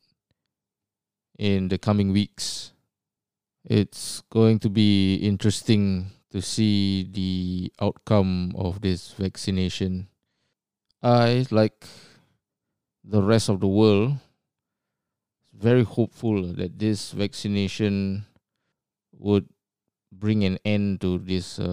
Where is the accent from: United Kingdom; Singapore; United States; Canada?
Singapore; moved away as an adult; now in Australia; Even though I've been based in Australia for almost 20 years, I was born and bred in Singapore.